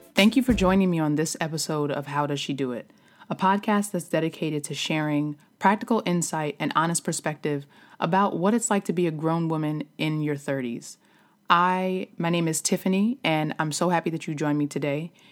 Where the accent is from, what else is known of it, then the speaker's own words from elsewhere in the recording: New York, United States; moved away as an adult; also born or lived in Philadelphia area, Pennsylvania; now in Philadelphia, United States; I am from New York originally, but I have been living outside of Philadelphia for the past, um, nine years